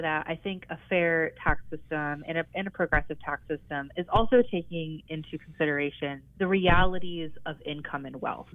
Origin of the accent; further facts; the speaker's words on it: North Chicago suburbs, Illinois, United States; moved away; I grew up in the North Chicago suburbs